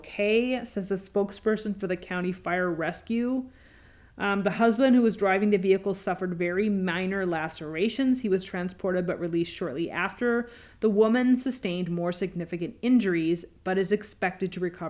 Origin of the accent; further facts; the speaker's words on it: Washington, United States; also born or lived in California; now in Illinois, United States; growing up in Washington State and even California